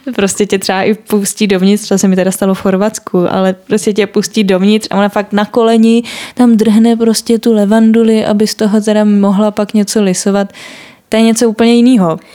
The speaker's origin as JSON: {"language": "Czech", "region": "Prague", "country": "Czechia", "said": "já jsem jako Pražák a měla jsem to štěstí, že teda jako můžu bydlet u rodičů"}